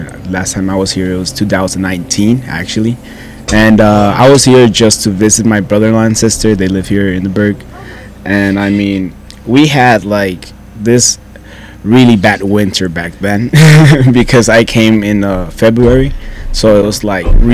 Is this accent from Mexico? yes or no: yes; Mexico; English is a second language; I'm from Mexico.